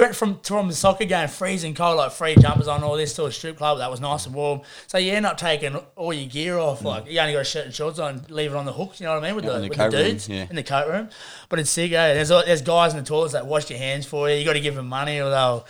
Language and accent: English; Australia; now in United Kingdom; I'm from Australia. Aboriginal.